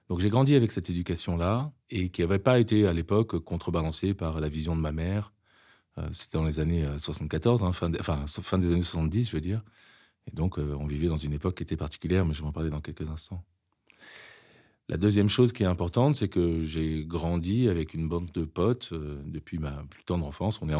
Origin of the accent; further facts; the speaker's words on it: Lebanon; born there; Je suis né en 74 au Liban, un pays à l'époque magnifique où mes parents se sont rencontrés et ont vécu euh, parmi leurs plus belles années.